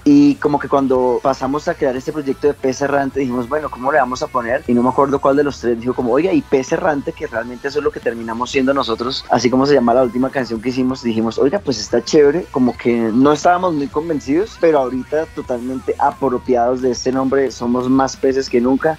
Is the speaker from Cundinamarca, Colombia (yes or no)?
yes; Fusagasugá, Cundinamarca, Colombia; Dos de los tres integrantes somos oriundos de Fusagasugá